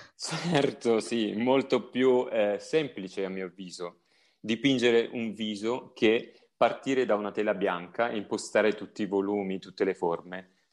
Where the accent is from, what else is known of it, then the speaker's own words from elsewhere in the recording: a village near Tropea, province of Vibo Valentia, Calabria, Italy; io provengo da un paesino vicino Tropea, provincia di Vibo Valencia